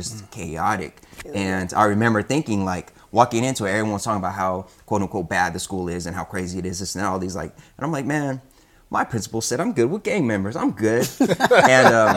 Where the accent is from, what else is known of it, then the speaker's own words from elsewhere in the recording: Sacramento, California, United States; moved away; my first 4 years were back in my hometown of Sacramento. Shout out Sacramento and all my Sactown peeps